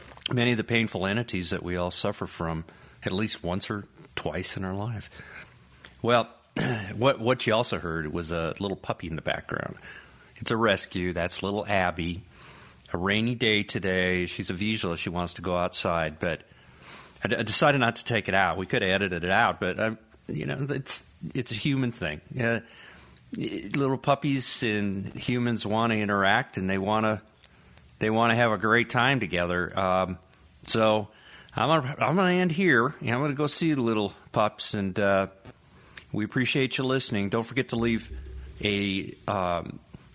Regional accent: Colorado, United States; now in North Carolina, United States; I'm originally from Colorado

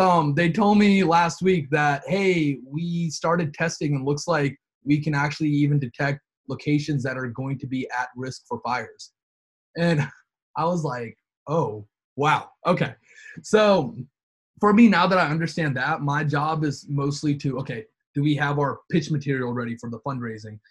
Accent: North Carolina, United States; we're all from North Carolina.

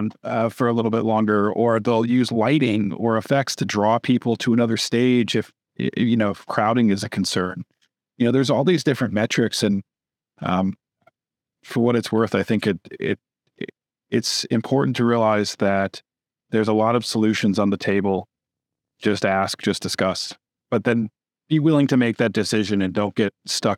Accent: Wisconsin, United States; now in Austin, United States; I grew up in Wisconsin.

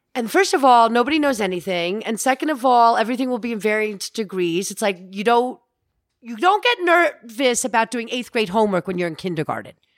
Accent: Alpine, United States; I was raised in Alpine

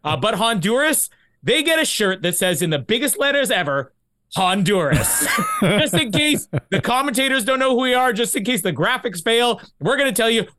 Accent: Canada; I'm Canadian. We tuck nothing in.

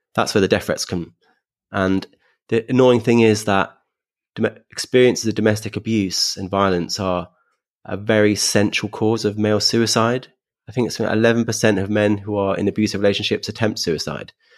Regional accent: London, United Kingdom; being a Londoner

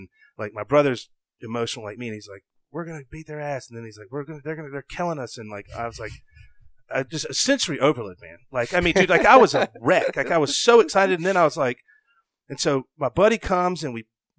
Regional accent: the South, United States; Cause like I had just accomplished something that as a, growing up in the South, you just didn't know if it was ever going to happen

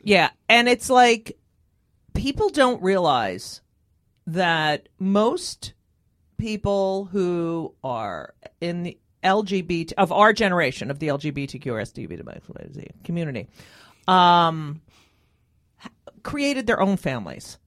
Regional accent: New Jersey, United States; growing up in New Jersey

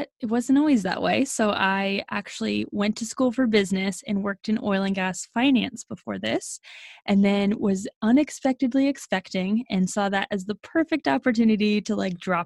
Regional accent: Oklahoma, United States; also born or lived in Arizona; born in Arizona, grew up in Oklahoma

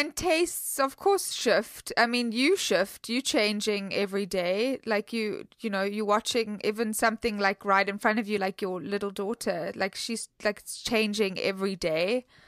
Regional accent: South Africa; I'm from South Africa

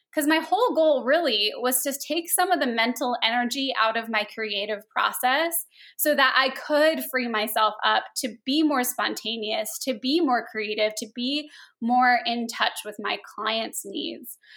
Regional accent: Phoenix, Arizona, United States; also born or lived in Los Angeles; I grew up here in Phoenix

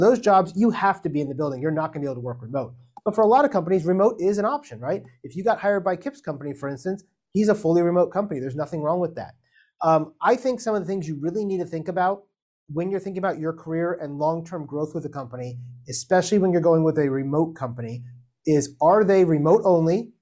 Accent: Miami, Florida, United States; moved away; I'm from Miami originally

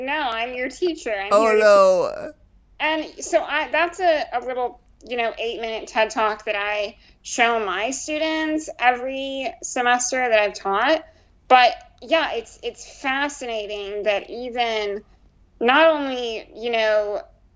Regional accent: Iowa, United States; moved away; my hometown, I grew up in a not very diverse town or location at all

